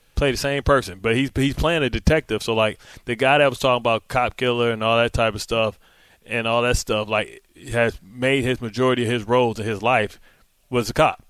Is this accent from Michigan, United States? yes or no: yes; Detroit, Michigan, United States; I'm from Motown